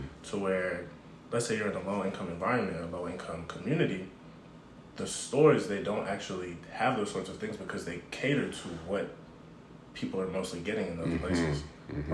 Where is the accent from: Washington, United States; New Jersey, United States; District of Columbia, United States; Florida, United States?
Washington, United States; Seattle; I'm from Seattle